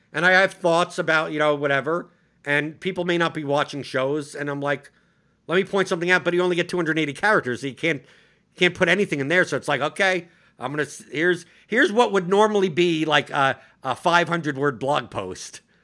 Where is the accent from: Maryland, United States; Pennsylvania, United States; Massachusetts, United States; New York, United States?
New York, United States; I'm just a New Yorker.